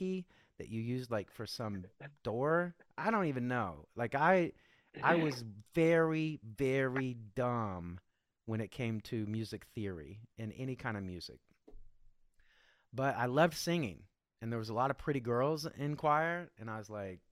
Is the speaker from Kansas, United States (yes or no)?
yes; Kansas, United States; I grew up in the Midwest in Kansas.